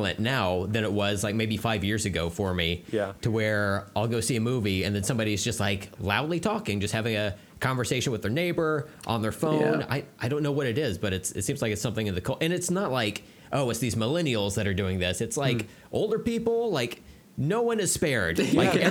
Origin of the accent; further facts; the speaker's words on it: United States; I'm a stupid American